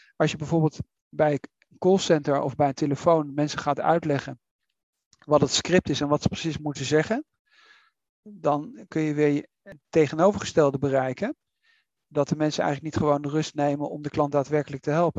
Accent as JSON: {"language": "Dutch", "country": "Netherlands", "said": "wij als Nederlanders"}